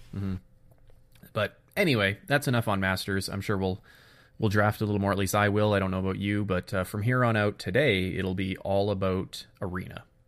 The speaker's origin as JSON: {"language": "English", "country": "Canada", "said": "being Canadian"}